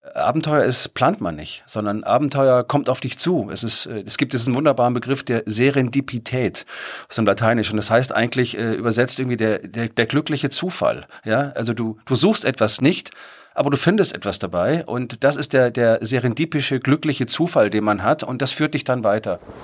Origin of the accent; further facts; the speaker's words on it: Germany; als Deutscher